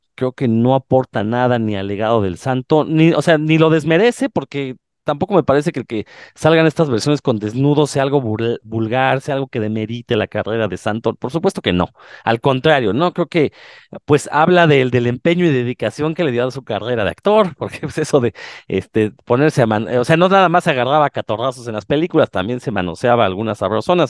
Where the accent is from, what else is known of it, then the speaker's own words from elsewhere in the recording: Mexico; como buenos mexicanos